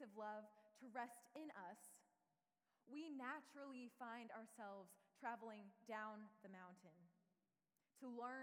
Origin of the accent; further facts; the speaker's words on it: United States; Being a Japanese American